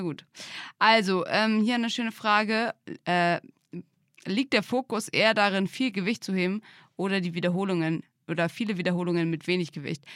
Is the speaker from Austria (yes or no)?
no; Drage, Germany; bin ich ja in Drage aufgewachsen, in einem kleinen Dorf mit 250